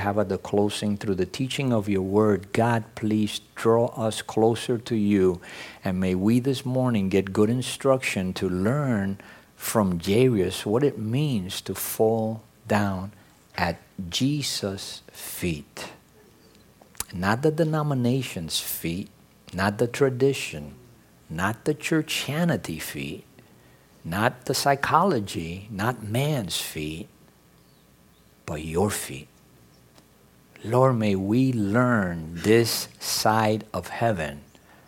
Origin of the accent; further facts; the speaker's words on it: New York City, New York, United States; English is a second language; I grew up in New York City, and you know, I'm a city kid